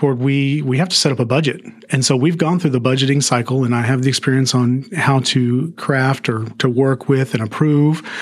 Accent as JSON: {"language": "English", "town": "Arlington", "region": "Texas", "country": "United States", "tie": "born or raised there", "moved": "as an adult", "lives_now": "Mansfield, United States", "said": "I grew up in Arlington"}